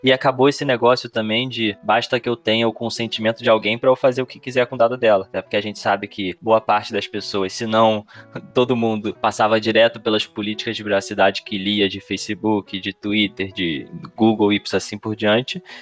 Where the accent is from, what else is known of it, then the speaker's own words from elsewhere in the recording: Rio de Janeiro, Brazil; o Rio de Janeiro, que é de onde eu sou